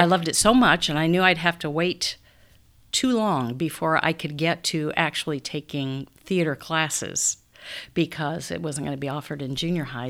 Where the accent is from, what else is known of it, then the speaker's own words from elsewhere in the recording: Council Bluffs, Iowa, United States; also born or lived in Omaha; I'm from Council Bluffs. Grew up in Council Bluffs